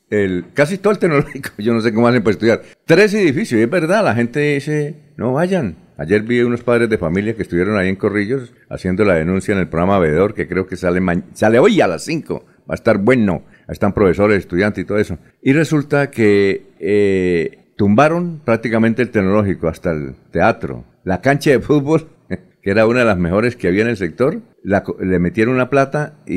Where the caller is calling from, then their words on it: Floridablanca, Santander, Colombia; Los saludamos desde la vereda Rosa Blanca del municipio de Florida Blanca.